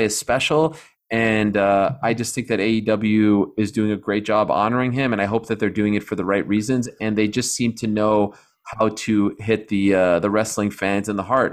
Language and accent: English; Canada; I'm Canadian